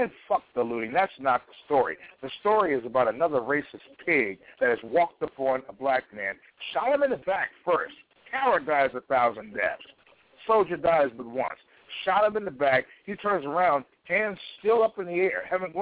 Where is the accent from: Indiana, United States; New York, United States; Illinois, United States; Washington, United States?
Illinois, United States; Chicago; my hometown in Chicago